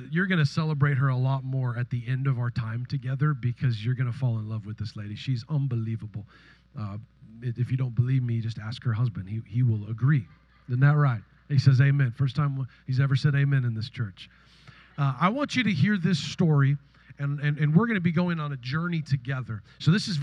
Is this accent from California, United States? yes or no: yes; Northern California, United States; I'm from Northern California